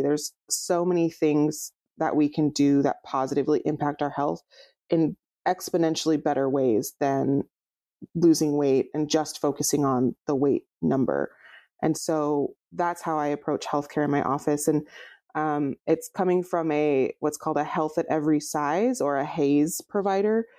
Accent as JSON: {"language": "English", "town": "Fresno", "region": "California", "country": "United States", "tie": "born or raised there", "moved": "as an adult", "lives_now": "Portland, United States", "said": "I grew up in near Fresno"}